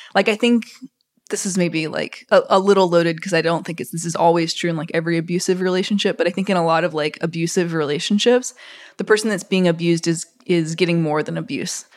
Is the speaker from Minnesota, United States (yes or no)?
no; Mississippi, United States; growing up in Mississippi